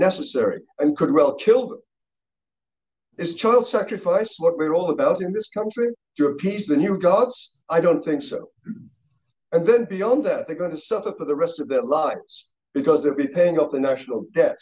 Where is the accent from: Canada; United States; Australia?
Canada; I'm a physician, I'm a parent, and I'm a Canadian